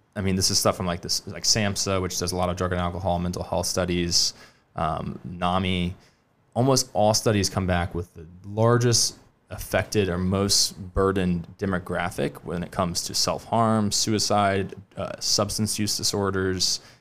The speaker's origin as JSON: {"language": "English", "town": "Charleston", "region": "South Carolina", "country": "United States", "tie": "born or raised there", "said": "I grew up in West Ashley, went to the college of Charleston"}